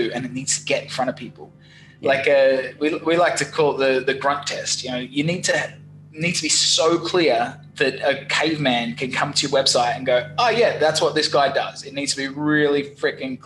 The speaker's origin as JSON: {"language": "English", "country": "Australia", "also_born_or_lived": "London", "accent": "Australian", "said": "my wacky accent. It's from Australia."}